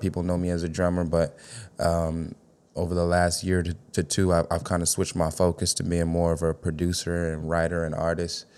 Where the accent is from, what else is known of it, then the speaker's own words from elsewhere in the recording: Chicago, Illinois, United States; West Side for sure